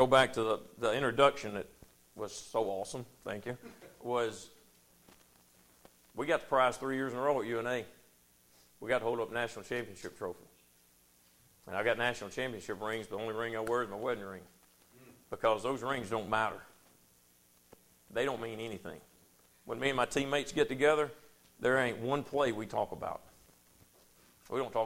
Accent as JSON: {"language": "English", "country": "United States", "tie": "born or raised there", "said": "I grew up in Powell, in Bethel, in Anderson, in Rogersville"}